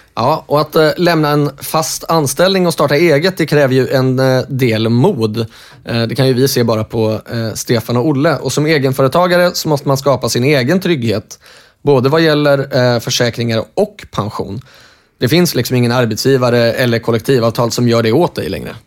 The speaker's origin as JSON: {"language": "Swedish", "country": "Norway", "tie": "born or raised there", "moved": "yes", "said": "jag är uppvuxen i, eh, i Norge"}